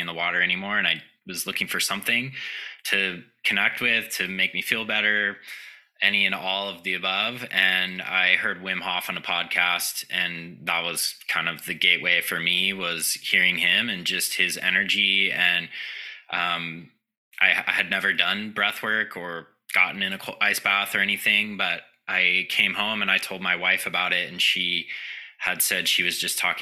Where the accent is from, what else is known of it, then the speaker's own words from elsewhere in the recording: Southern California, United States; I grew up in Southern California